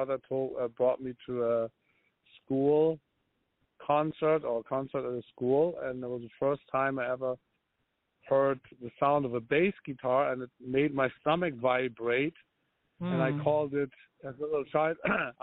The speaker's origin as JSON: {"language": "English", "town": "Lübeck", "region": "Schleswig-Holstein", "country": "Germany", "tie": "born or raised there", "moved": "yes", "said": "I was born in Germany, but where in Germany? In a small, I mean not small, but medium-sized city called Lübeck"}